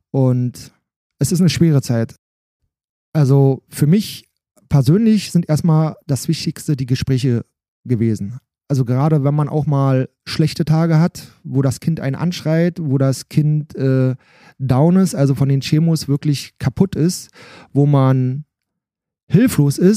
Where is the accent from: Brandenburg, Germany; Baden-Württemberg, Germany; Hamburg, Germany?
Brandenburg, Germany; Alt-Ranft; ich komme aus Alt-Ramft, das ist ein Teil, Ortsteil von Bad Freienwalde